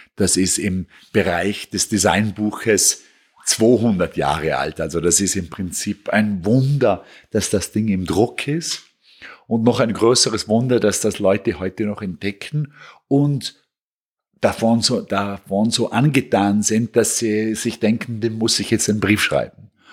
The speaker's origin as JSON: {"language": "German", "town": "Bregenz", "region": "Vorarlberg", "country": "Austria", "tie": "born or raised there", "also_born_or_lived": "Vienna", "moved": "as an adult", "lives_now": "New York, United States", "said": "ich komme aus Bregenz, das ist am Bodensee eine kleine, schöne, angenehme Stadt, in der sich sehr gut aufwachsen lässt"}